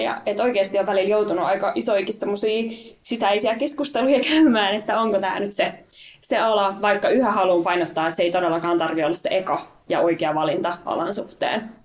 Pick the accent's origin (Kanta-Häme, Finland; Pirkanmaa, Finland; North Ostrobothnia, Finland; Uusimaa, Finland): Kanta-Häme, Finland; Riihimäki; moved away as an adult; Olen siellä rakkaan kotikaupunkini niin myös valtuutettu